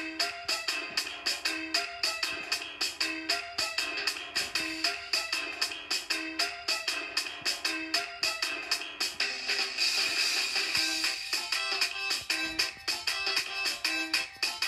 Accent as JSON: {"language": "English", "town": "New York City", "region": "New York", "country": "United States", "tie": "born or raised there", "also_born_or_lived": "Guyana", "moved": "yes", "lives_now": "New Orleans, United States", "said": "I am a Guyanese-born poet. I grew up in New York City and now live in New Orleans"}